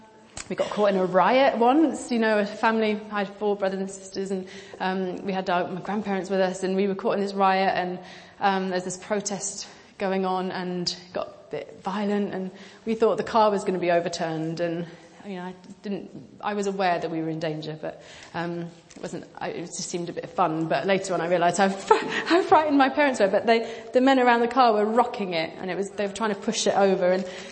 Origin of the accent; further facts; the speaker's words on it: Pakistan; I grew up in Pakistan. I made reference to that when we did our panel. And I was a missionary kid. I lived there for 10 years.